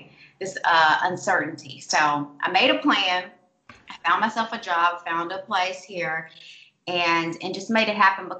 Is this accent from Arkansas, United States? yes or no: yes; Scott, Arkansas, United States; accent: Southern; moved away as an adult; now in Los Angeles, United States; I am from a very small town called Scott, Arkansas. It's probably about 20 miles outside of Little Rock. And I grew up there.